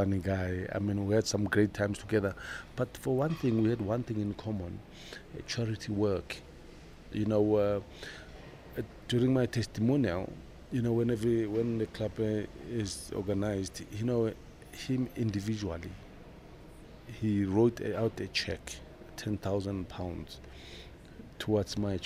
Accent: South Africa; moved away as an adult; also born or lived in Leeds; I come from South Africa

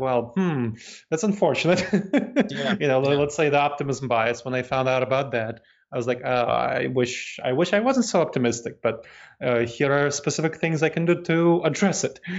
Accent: New York City, New York, United States; moved away; also born or lived in Moldova / Massachusetts, United States / North Carolina, United States / Ohio, United States; I grew up in New York City, and that was kind of my home.

